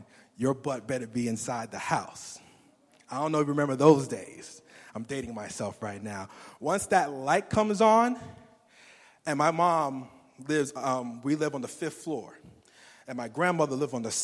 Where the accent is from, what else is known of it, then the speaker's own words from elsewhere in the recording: New York City, New York, United States; moved away as an adult; I grew up in Brooklyn, New York. I was there for pretty much till my 21st birthday